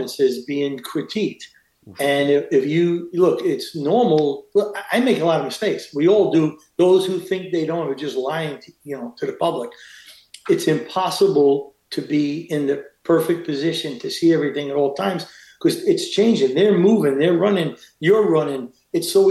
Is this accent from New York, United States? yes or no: yes; New York City, New York, United States; moved away as an adult; also born or lived in Queens / Los Angeles; I'm a schnook from Brooklyn